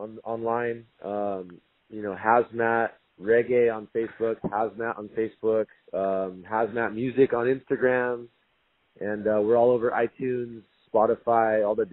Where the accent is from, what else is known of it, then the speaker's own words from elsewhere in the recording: San Diego, California, United States; also born or lived in Maui, Hawaii; I'm born and raised in San Diego, North County here, and I've been playing, you know, kind of messing around with music forever. And then when I moved over to Maui